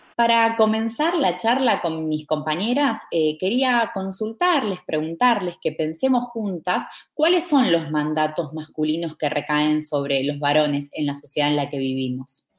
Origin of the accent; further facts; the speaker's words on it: Argentina; soy de Argentina